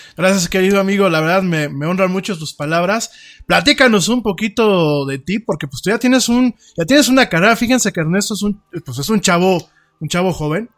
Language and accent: Spanish; Mexico; yo estoy aquí en México, pues no me pueden deportar porque de aquí soy